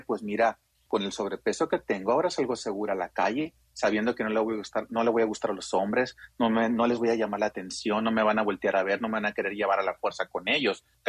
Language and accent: Spanish; Sinaloa, Mexico; yo tengo 44 años, soy de Sinaloa.